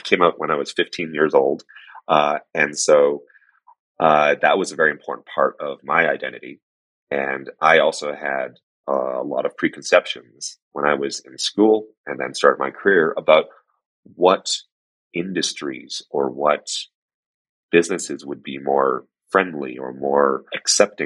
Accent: Canada; I grew up in Canada, My family were first-generation immigrants

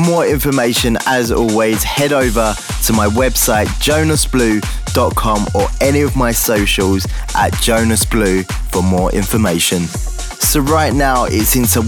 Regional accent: London, United Kingdom; another show I played this month was SW4 in my hometown

